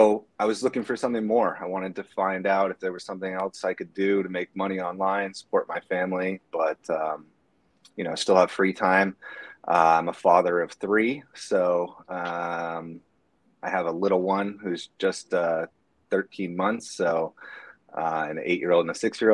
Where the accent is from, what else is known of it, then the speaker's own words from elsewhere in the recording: Bay Area, north of San Francisco, California, United States; I am from the Bay Area, San Francisco, just north of San Francisco, across the Golden Gate. And I've lived here my whole life, except for when I went away for college